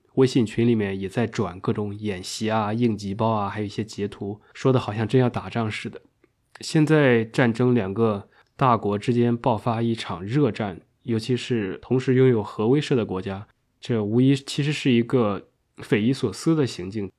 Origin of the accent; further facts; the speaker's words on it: China; 我们中国人